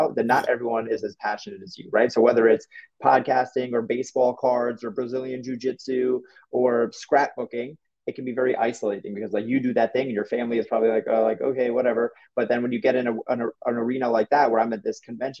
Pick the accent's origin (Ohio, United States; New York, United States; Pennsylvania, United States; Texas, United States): New York, United States; I'm from New York